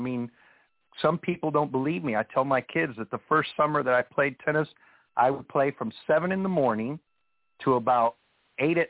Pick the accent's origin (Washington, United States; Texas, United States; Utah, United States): Texas, United States; Laredo; growing up in Laredo